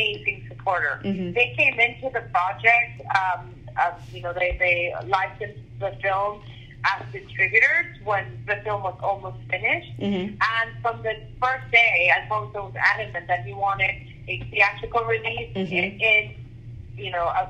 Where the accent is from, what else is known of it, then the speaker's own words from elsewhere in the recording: Venezuela; I'm from Venezuela